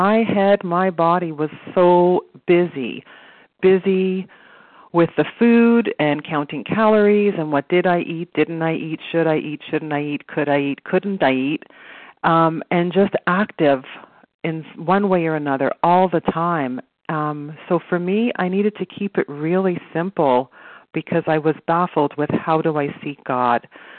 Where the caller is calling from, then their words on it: Toronto, Ontario, Canada; So I'm calling from Toronto, Canada